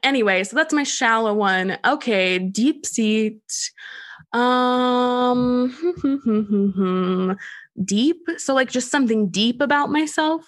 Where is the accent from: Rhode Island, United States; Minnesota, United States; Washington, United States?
Minnesota, United States; I'm from Minnesota